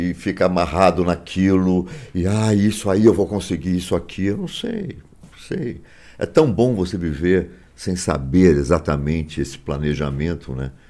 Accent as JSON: {"language": "Portuguese", "region": "Rio de Janeiro", "country": "Brazil", "moved": "yes", "lives_now": "São Paulo, Brazil", "said": "Eu sou carioca, mas eu não uhum. queria voltar. Eu já morava em São Paulo, minha vida já estava em São Paulo, então eu não queria voltar para o Rio."}